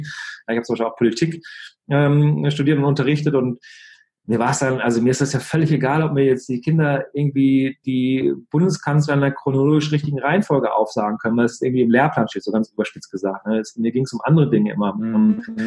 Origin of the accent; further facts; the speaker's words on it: Germany; bei uns in Deutschland